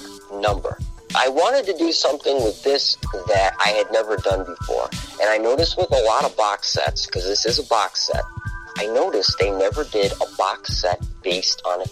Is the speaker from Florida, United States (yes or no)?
no; Rochester, New York, United States; also born or lived in Los Angeles / New Mexico; I was born and raised in Rochester, New York